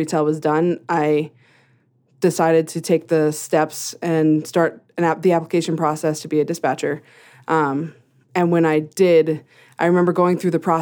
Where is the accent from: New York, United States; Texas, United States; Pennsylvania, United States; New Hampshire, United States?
New Hampshire, United States; moved away as an adult; now in Greeley, United States; I grew up in New England, in New Hampshire